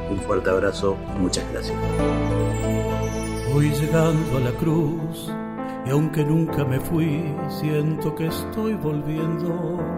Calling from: Formosa, Argentina; Desde la provincia de Formosa los saluda …, intérprete folclórico nacional.

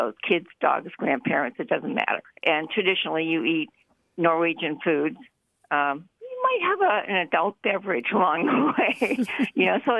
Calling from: Juneau, Alaska, United States; Hi, this is Therese, and I'm calling from Juneau, Alaska.

